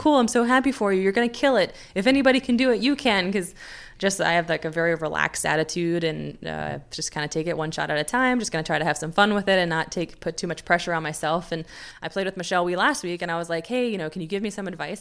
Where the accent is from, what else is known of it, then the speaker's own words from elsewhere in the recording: United States; being an American